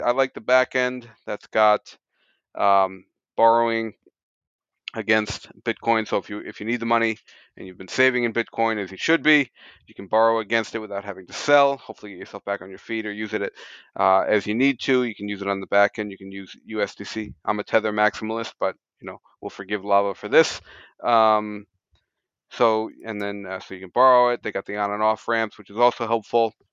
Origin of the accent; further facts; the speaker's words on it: United States; moved away as an adult; now in Japan; as an American immigrant